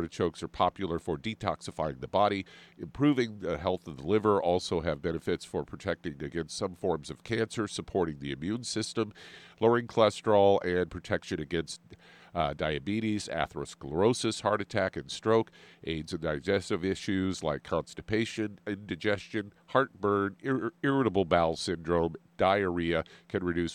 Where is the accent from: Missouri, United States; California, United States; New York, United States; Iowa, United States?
Missouri, United States; Kansas City; moved away; growing up in Kansas City